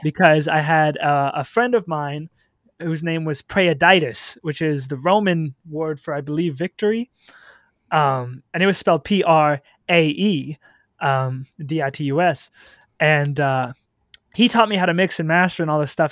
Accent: Solon, Iowa, United States; also born or lived in Cedar Rapids, Iowa; I guess technically I was born in Cedar Rapids, but I did most of my growing up in a small town called Solon, Iowa

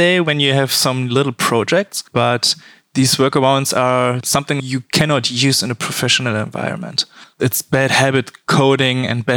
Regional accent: Cologne, North Rhine-Westphalia, Germany; I'm from Germany

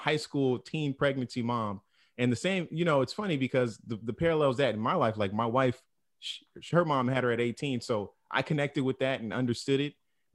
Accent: West Coast, United States; growing up in the West Coast

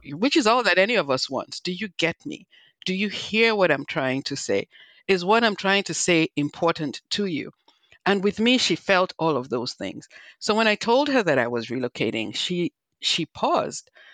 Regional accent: Nigeria; also born or lived in New Jersey; now in United States; I'm originally from Nigeria, not Liberia, but as you can hear, I have my own accent.

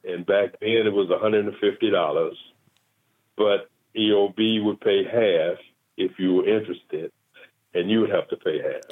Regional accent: Las Vegas, Nevada, United States; born or raised there; also born or lived in Tallulah, Louisiana

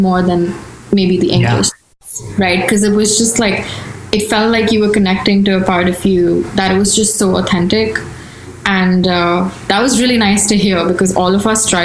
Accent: Delhi, India; moved away as an adult; now in United States; I'm from Delhi, so North India is more Hindi dominant.

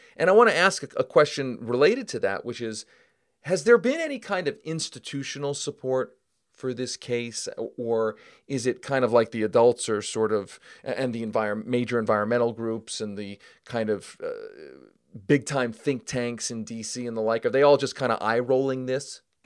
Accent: Denver, Colorado, United States; right here in my hometown of Denver

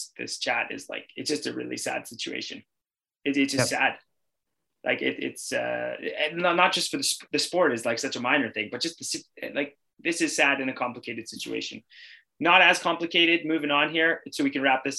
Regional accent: Canada; I'm Canadian

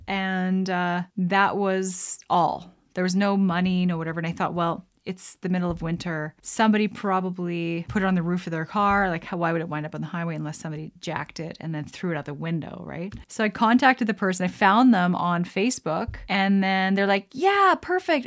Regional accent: Canada; as a Canadian

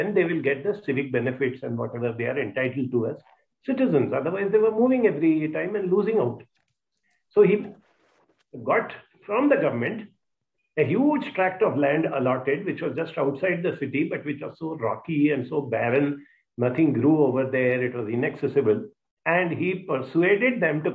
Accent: Mumbai, Maharashtra, India; also born or lived in Hyderabad; I grew up in Bombay. I finished my studies in IIT Bombay.

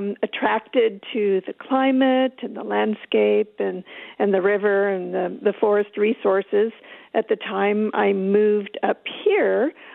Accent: Fair Oaks, California, United States; also born or lived in Berkeley, California / Sacramento, California; now in Nevada County, United States; I was born in Berkeley, raised in Fair Oaks, a suburb of Sacramento. It was pretty rural then.

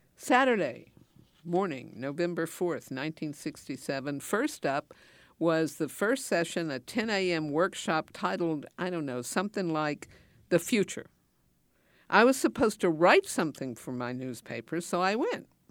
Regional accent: Asheville, North Carolina, United States; I grew up in Asheville, North Carolina, in the mountains

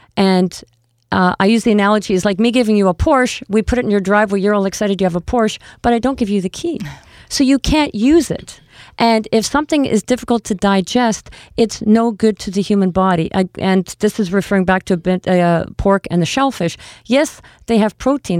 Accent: Canada; we are Canadian

